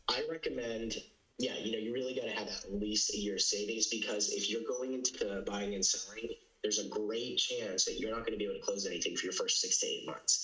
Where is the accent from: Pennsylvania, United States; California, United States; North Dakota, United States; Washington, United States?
California, United States; Orange County, Southern; moved away as an adult; now in New York City, United States; I'm from Southern California, Orange County